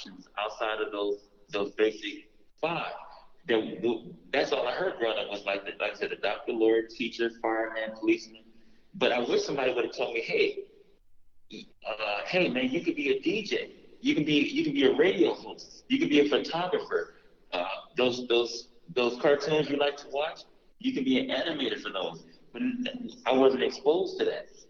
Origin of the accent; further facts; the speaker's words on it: Los Angeles, California, United States; I'm from South Central L.A., born and raised